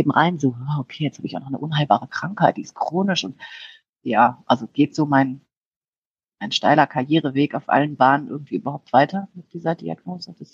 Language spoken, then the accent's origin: German; Rhineland, Germany; Ich meine, das, ich bin sehr offen und ich komme aus dem Rheinland